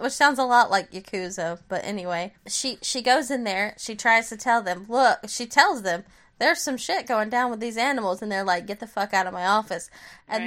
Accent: United States; as an American citizen

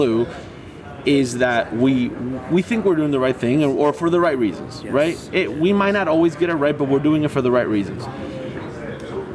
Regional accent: Argentina; moved away; I grew up in Argentina playing with a ball rolled up socks

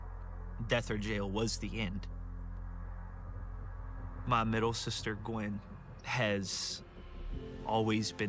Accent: South Louisiana, United States; I grew up in South Louisiana, a small town right outside of New Orleans

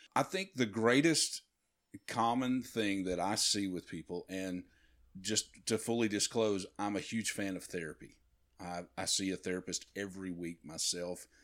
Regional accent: B B, Arkansas, United States; moved away as an adult; also born or lived in Nashville, Tennessee; we moved back to, uh, to my hometown in B B, Arkansas

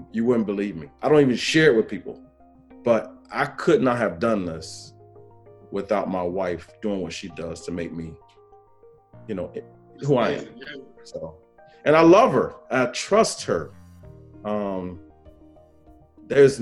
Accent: South Carolina, United States; now in North Carolina, United States; I'm from South Carolina, but I live in North Carolina

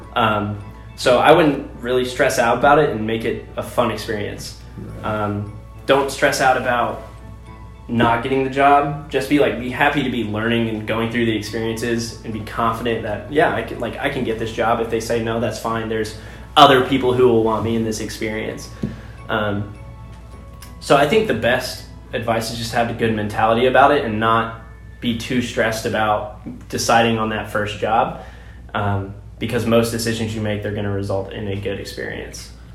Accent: Poseyville, Indiana, United States; I'm originally from Poseyville, Indiana, uh, which most people don't know where that's at, but as a uh, reference point, it's 30 minutes west of Evansville

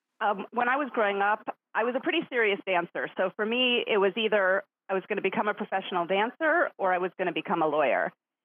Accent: Los Angeles, California, United States; also born or lived in New York / Indiana; I was born in New York, which is where my family is from. My parents are both academics, or at least they became academics, which caused us to move around a bit. So I lived in Indiana for a bit when I was young and ended up moving to California.

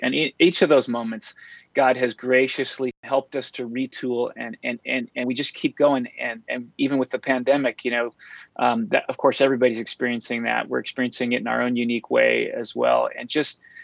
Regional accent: San Diego, California, United States; also born or lived in Berkeley, California; I'm a native Californian and I grew up in San Diego

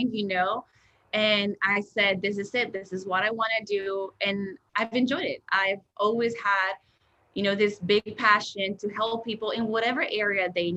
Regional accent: Mexico; moved away as an adult; now in United States; in middle school in the classroom in Mexico, because I grew up in Mexico

